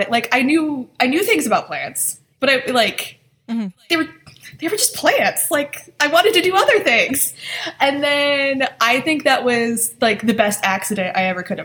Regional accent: Michigan, United States; I'm from Michigan

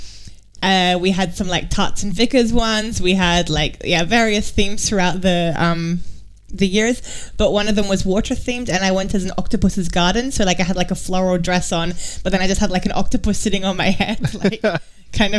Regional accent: Australia; now in Germany; growing up in Australia

